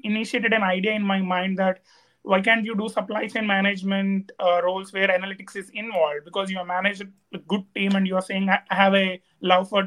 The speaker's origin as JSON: {"language": "English", "country": "India", "moved": "as an adult", "lives_now": "College Station, United States", "said": "I'm from India. I recently moved to USA for my master's."}